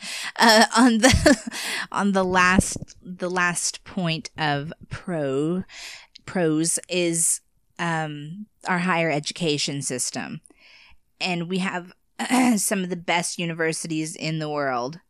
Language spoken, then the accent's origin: English; United States; living in America